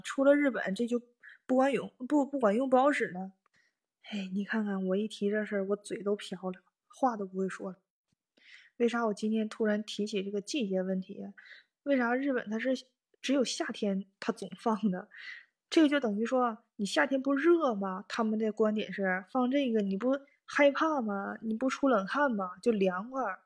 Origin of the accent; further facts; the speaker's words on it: Northeast China, China; moved away as an adult; now in Tokyo, Japan; 我是东北人嘛，冬天和秋天那就特别明显，冷嘛